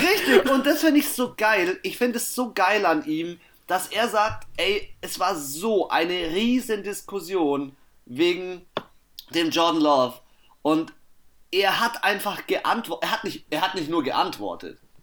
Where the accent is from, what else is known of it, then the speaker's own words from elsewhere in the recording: Germany; bei uns in Deutschland